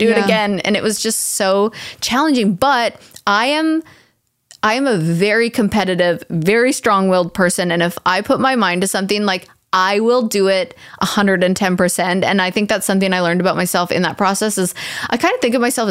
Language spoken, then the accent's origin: English; Canada; as a Canadian